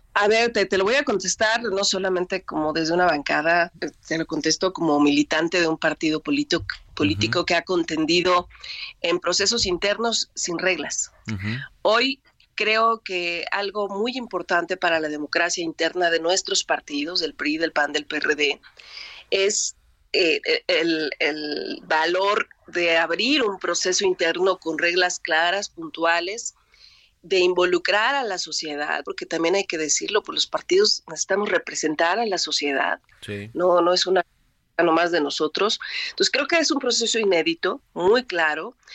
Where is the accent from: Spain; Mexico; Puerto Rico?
Mexico; como ciudadanos mexicanos, mexicanas, hijos de escuelas públicas